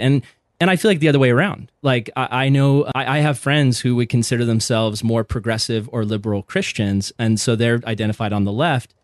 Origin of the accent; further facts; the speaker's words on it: Vista, California, United States; I grew up in Vista, California.